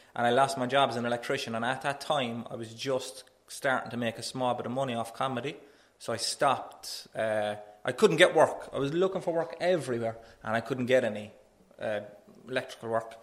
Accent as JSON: {"language": "English", "town": "Cork", "region": "Munster", "country": "Ireland", "said": "I'm a comedian from Knocknaheeny"}